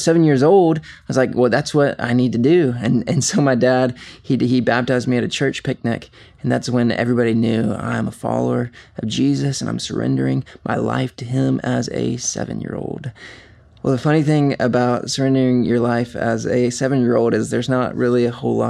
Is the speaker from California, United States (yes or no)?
no; Covington, Georgia, United States; I was born and raised here in Covington, Georgia, and really have been in Georgia most of my life.